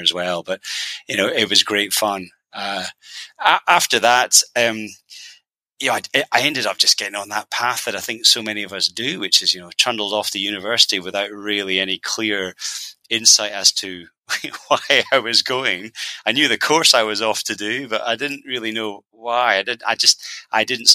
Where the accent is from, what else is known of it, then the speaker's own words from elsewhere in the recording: Edinburgh, Scotland, United Kingdom; I, as I said, was born and bred, raised, reared, whatever word you want to use, in Edinburgh. So a little village outside of Edinburgh called Blerno